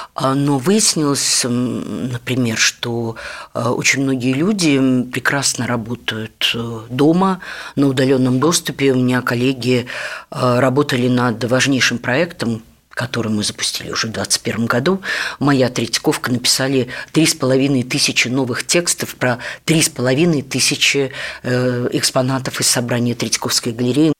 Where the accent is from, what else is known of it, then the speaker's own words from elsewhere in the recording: Riga, Latvia; moved away as an adult; now in Moscow, Russia; а я родилась в Риге – не в Москве и не в Ленинграде